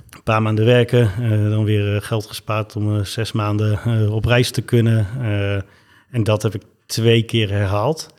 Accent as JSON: {"language": "Dutch", "area": "Twente", "region": "Overijssel", "country": "Netherlands", "tie": "born or raised there", "also_born_or_lived": "Zimbabwe", "moved": "as an adult", "lives_now": "Amsterdam, Netherlands", "said": "in het oosten van het land, in Twente. En daar ben ik eigenlijk, tot ik om mijn 18 het huis verliet, ook opgegroeid."}